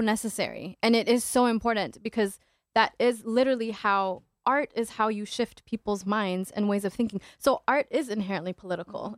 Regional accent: Saudi Arabia; now in Minneapolis–Saint Paul, United States; my identity being Ethiopian and Eritrean and Muslim and growing up in Saudi Arabia

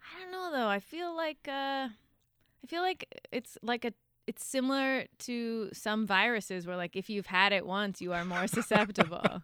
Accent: Victoria, British Columbia, Canada; moved away; also born or lived in Vancouver; I grew up in Victoria

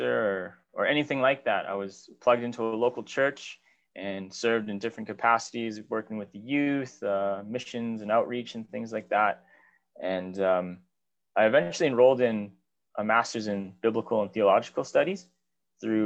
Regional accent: Whitehorse, Yukon, Canada; also born or lived in Victoria, British Columbia; I was born in Whitehorse, Yukon. My sister and I were both born here.

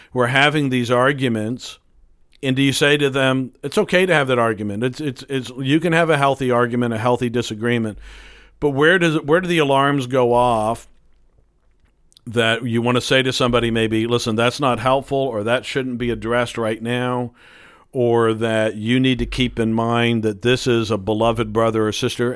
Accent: United States; we are so American

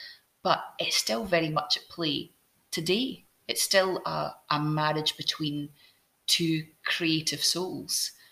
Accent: Scotland, United Kingdom; now in Edinburgh, United Kingdom; as a Scottish person

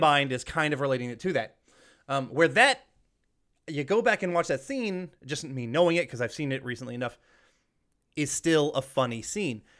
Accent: Georgia, United States; I grew up in the Georgia, the South, um, their school system

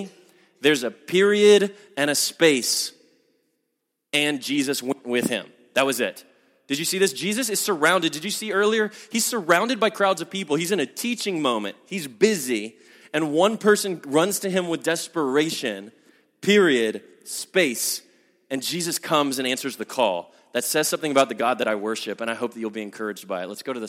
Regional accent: the Bible Belt, United States; I'm from the Bible Belt, and this is a pressure I know that people down south feel a lot

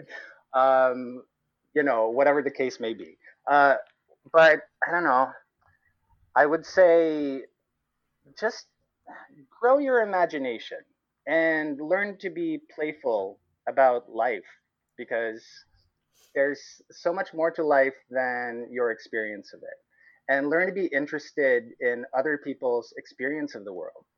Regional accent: Cebu, Central Visayas, Philippines; moved away as an adult; now in Halifax, Canada; I am Filipino Canadian. I grew up in Cebu

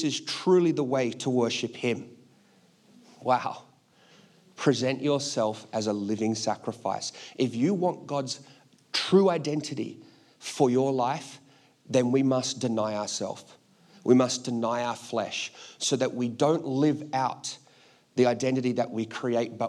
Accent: Australia; I'm Australian.

